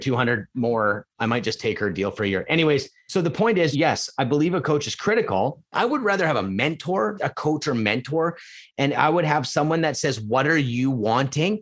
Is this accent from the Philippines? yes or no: no; Edmonton, Alberta, Canada; now in Vancouver, Canada; I was born there